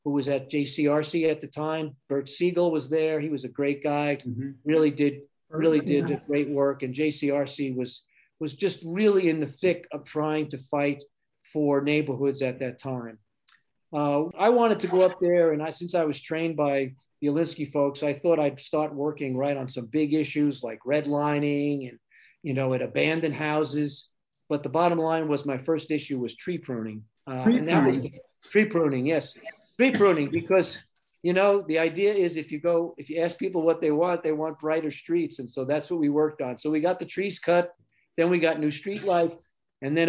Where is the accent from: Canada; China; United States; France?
United States; East Coast; also born or lived in Salt Lake City, Utah / Chicago / Boston; now in Philadelphia, United States; since I was from the East Coast, I wanted to come back East.